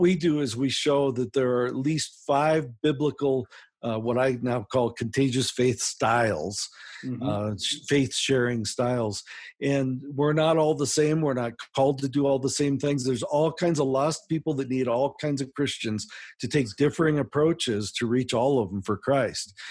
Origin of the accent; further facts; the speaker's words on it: United States; accent: American; I am from America